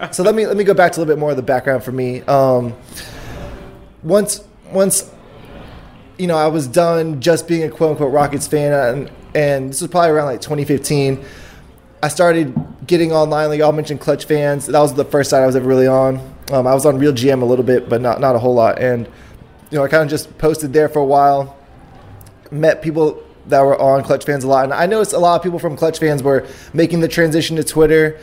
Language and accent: English; Houston, Texas, United States; I was born in Houston, raised in Houston